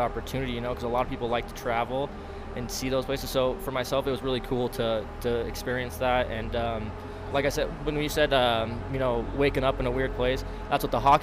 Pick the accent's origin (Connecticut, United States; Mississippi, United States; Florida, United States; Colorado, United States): Colorado, United States; Arvada; I'm from Arvada, Colorado. I grew up here